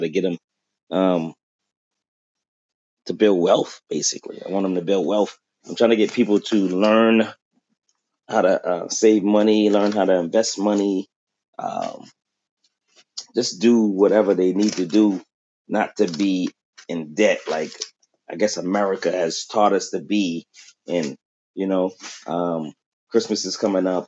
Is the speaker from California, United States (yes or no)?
no; Boston, Massachusetts, United States; now in Quincy, United States; from Boston. I live in Quincy now